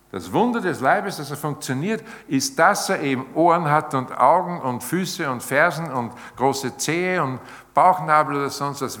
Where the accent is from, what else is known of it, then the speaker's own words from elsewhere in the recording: Austria; bei uns in Österreich